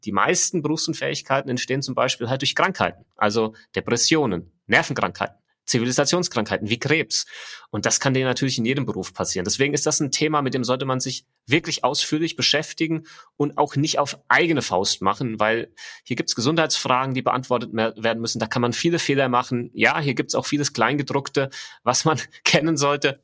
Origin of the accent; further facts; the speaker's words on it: Germany; wir als Deutsche, als Land